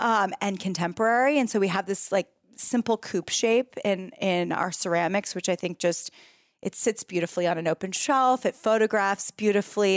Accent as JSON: {"language": "English", "town": "San Francisco", "region": "California", "country": "United States", "tie": "born or raised there", "also_born_or_lived": "New York City", "moved": "as an adult", "lives_now": "San Francisco, United States", "said": "I moved from New York City back to my hometown of San Francisco"}